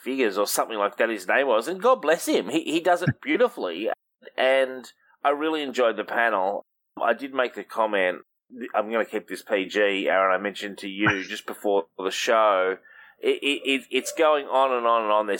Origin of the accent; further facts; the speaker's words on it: Australia; I'm Australian